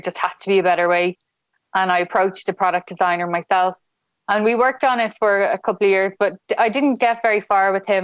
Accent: Dublin, Leinster, Ireland; moved away as an adult; now in Galway, Ireland; I'm from Dublin

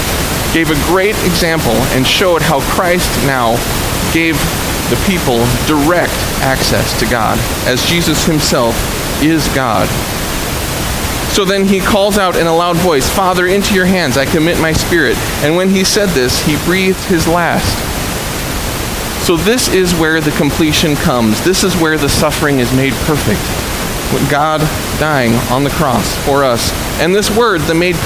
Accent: Dearborn, Michigan, United States; I'm from Dearborn

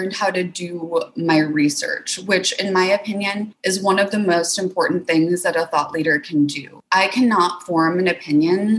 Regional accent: Wisconsin, United States; moved away; I'm originally from Wisconsin

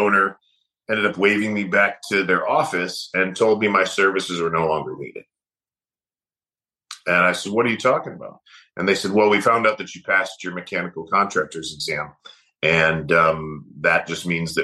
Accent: Michigan, United States; I grew up in Michigan

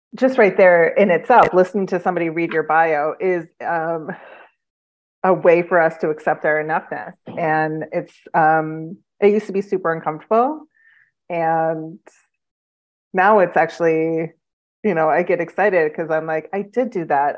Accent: Midwest, United States; now in Phoenix, United States; I'm from the Midwest, and so I miss the seasons

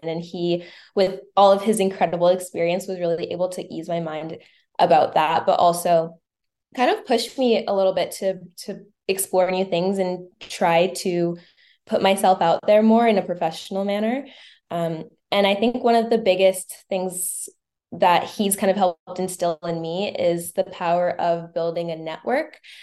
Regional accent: Winnipeg, Manitoba, Canada; I am from Manitoba, Winnipeg, Manitoba

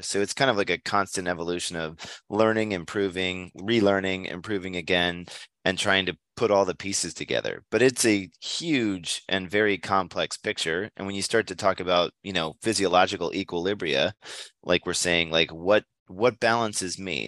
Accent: near Hershey, Pennsylvania, United States; moved away as an adult; also born or lived in Southern California; I come from Pennsylvania, uh, Hershey, Pennsylvania, in fact, is right next door to my hometown

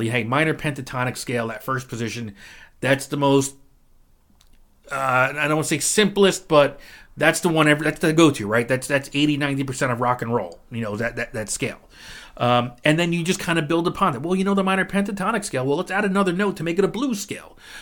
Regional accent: New Jersey, United States; I'm from New Jersey

